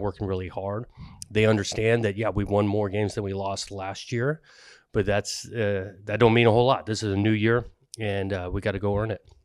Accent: Southern California, United States; I grew up in Southern California going to games, uh, in, when I was young at U C L A and S C

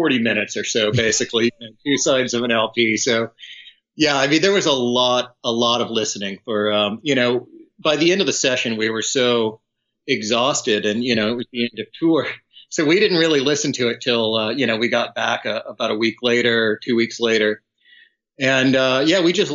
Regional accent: outside San Antonio, Texas, United States; now in Austin, United States; I grew up outside of San Antonio

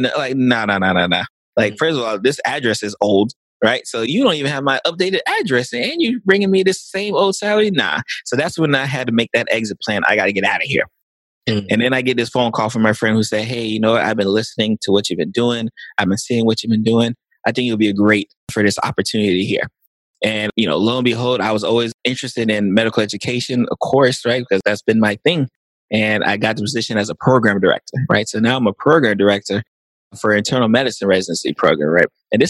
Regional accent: Lake Worth, Florida, United States; So I'm from Lake Worth, Florida, which is South Florida, Palm Beach County. and born and raised in South Florida.

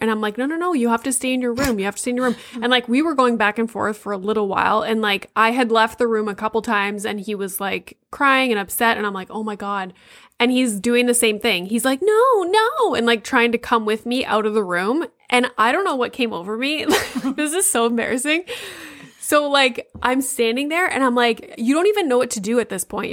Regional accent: Sudbury, Ontario, Canada; I'm from Sudbury, so, like, up there.

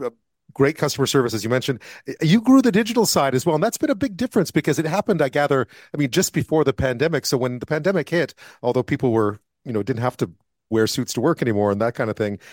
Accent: Montreal, Quebec, Canada; now in Western Canada; I live out west now. I grew up in Montreal

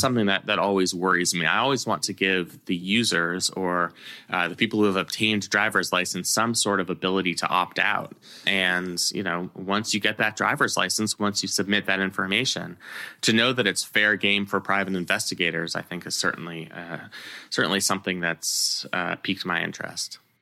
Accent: California, United States; I grew up in California

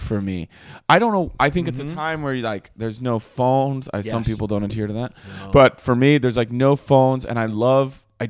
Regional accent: Rochelle, Illinois, United States; moved away; I was just home in my hometown of Rochelle, Illinois

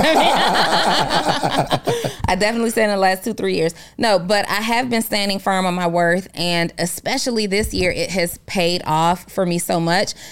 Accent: New Orleans, Louisiana, United States; my childhood growing up in New Orleans.

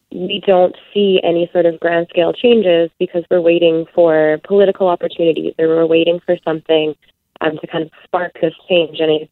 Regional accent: Manitoba, Canada; I'm from Manitoba

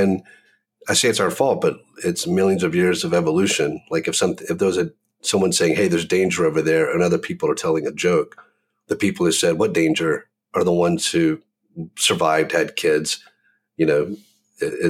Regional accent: the South, United States; growing up in the South

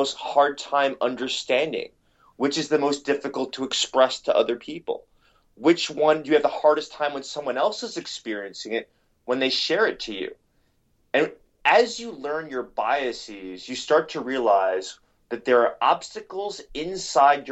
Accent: New York City, New York, United States; growing up in New York City

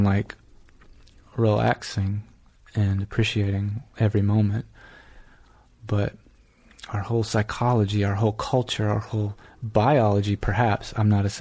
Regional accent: South Georgia, United States; moved away as an adult; also born or lived in Iowa City, Iowa / Northampton, Massachusetts / New York; I grew up in Georgia, went to the University of Georgia in Athens

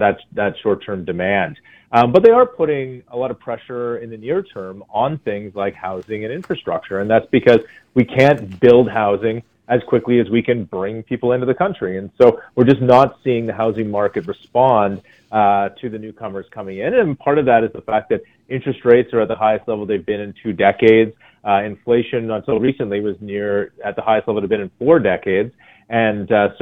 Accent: Canada; as Canadians

